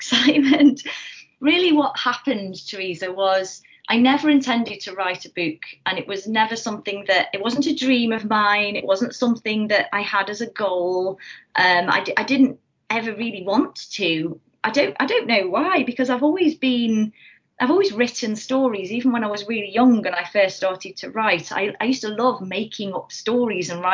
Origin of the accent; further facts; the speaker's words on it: North Staffordshire, West Midlands, United Kingdom; I'm from North Staffordshire originally, from a little village